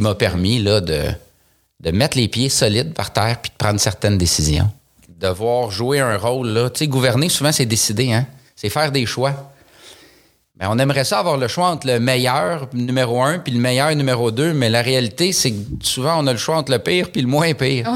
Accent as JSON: {"language": "French", "town": "Saint-Lin–Laurentides", "region": "Quebec", "country": "Canada", "tie": "born or raised there", "said": "Je suis né à Saint-Laurentide. Euh, ça fait, euh, j'allais dire 39 ans, là, mais j'ai eu 40 ans il y a quelques jours. Donc, ça fait maintenant 40 ans et quelques jours que j'habite euh, dans cette ville-là"}